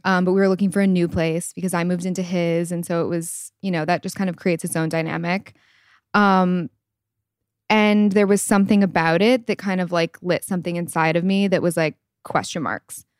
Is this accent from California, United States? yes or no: no; East Lansing, Michigan, United States; I'm from East Lansing, Michigan, small town, and I am twenty-seven years old